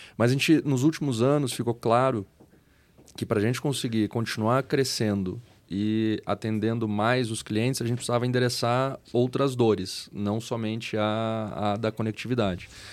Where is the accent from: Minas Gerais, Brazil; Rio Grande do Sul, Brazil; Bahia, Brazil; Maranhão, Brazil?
Rio Grande do Sul, Brazil; moved away as an adult; now in São Paulo, Brazil; eu sou gaúcho, é, emigrei para São Paulo há quase 14 anos agora, então de vez em quando o pessoal acha que eu não tenho sotaque